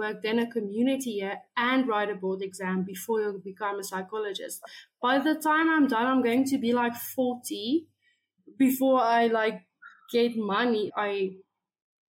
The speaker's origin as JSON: {"language": "English", "country": "South Africa", "said": "So I am from South Africa."}